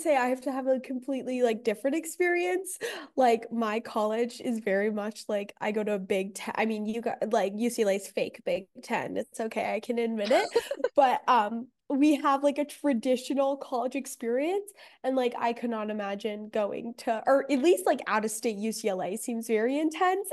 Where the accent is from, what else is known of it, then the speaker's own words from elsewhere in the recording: Los Angeles, California, United States; I'm from Venice Beach, and I went to, like, we both, Davina and I went to the same high school